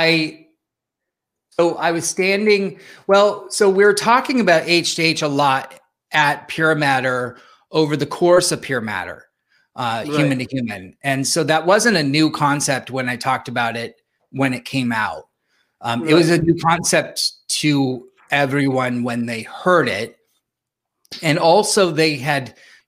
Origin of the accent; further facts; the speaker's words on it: San Jose, California, United States; I grew up here in San Jose, California